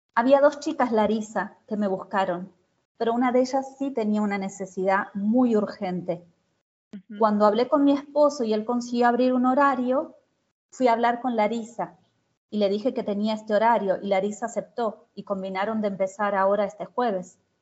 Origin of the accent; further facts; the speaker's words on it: Argentina; moved away as an adult; also born or lived in Brazil; soy argentina